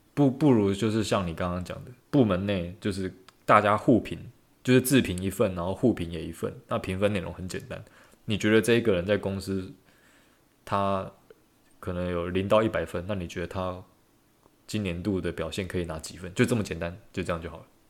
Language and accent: Chinese; Taiwan; 我原来是台湾人